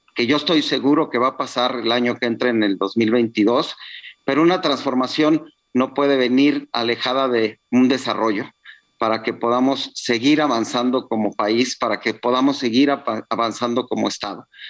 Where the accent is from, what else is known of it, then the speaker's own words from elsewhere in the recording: Tula region, Hidalgo, Mexico; La región de Tula, que es de donde yo soy originario